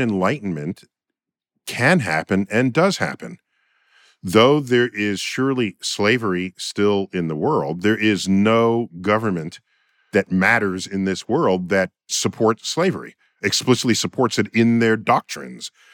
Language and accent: English; New York City, New York, United States; In my hometown, New York City